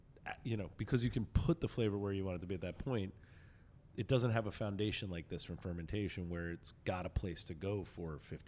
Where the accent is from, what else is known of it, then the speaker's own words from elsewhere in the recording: New Jersey, United States; So there's a weird thing going on in my hometown where we never really got to have really good bottle shops because Jersey's laws just don't make them make sense.